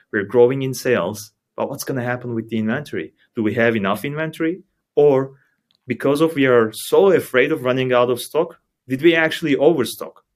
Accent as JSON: {"language": "English", "region": "Istanbul", "country": "Turkey", "moved": "as an adult", "lives_now": "Germany", "said": "I'm from Istanbul, Turkey. Moved to Germany five years ago"}